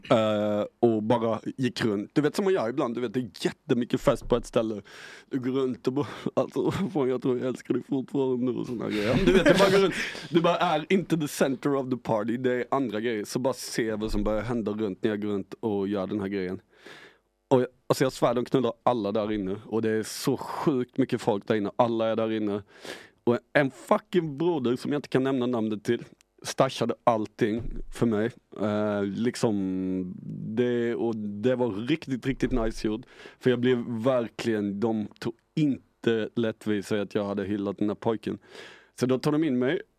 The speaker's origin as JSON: {"language": "Swedish", "town": "Arvika", "region": "Värmland", "country": "Sweden", "said": "Men jag är inte från Stockholm eh, alltså."}